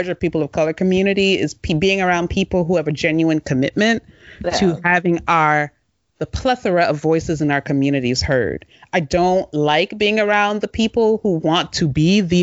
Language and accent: English; Washington, District of Columbia, United States; if they say where's home, I'm going to say DC area